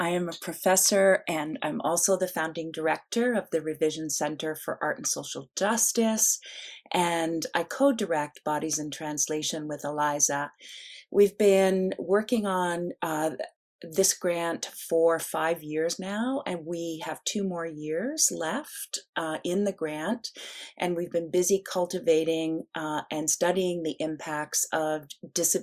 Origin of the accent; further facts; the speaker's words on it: Nova Scotia, Canada; I was born and raised in Mi'kma'ki, which is the traditional territories of the Mi'kmaq peoples, one of First Nations or original peoples on the land we currently call Canada, in the province that's currently called Nova Scotia.